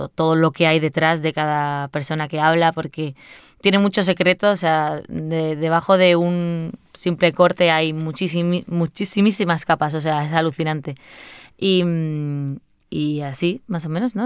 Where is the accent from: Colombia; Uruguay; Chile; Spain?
Spain; Seville, Andalusia; soy de Sevilla y, y, vamos, me cría con la copla con mi madre y mi abuela a todo volumen en mi casa